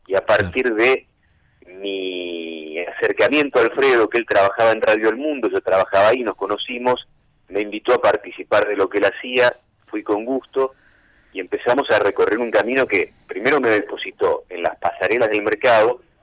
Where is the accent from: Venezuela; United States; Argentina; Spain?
Argentina; Cañada de Gómez, Santa Fe; moved away; Yo soy de Cañada de Gómez, sur de Santa Fe, y a los 15 años empecé a trabajar en los medios de allá de Cañada de Gómez